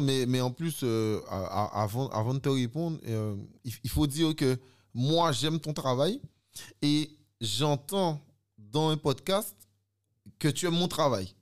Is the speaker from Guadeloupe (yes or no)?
yes; Guadeloupe; moved away as an adult; also born or lived in Sainte-Rose, Guadeloupe / France; j'ai comme fait une grande partie de mon enfance en Guadeloupe